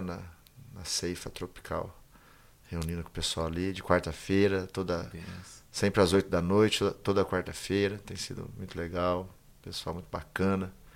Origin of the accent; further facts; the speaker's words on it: Bebedouro, São Paulo, Brazil; eu sou daqui de Bebedouro, né? Nasci aqui, fui criado aqui